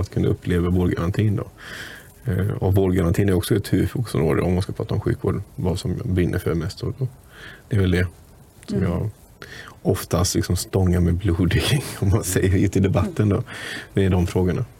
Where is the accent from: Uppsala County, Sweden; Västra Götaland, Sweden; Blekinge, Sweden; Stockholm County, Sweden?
Västra Götaland, Sweden; Munkedal; Jag är från Munkedals kommun och där är jag fullmäktiges ordförande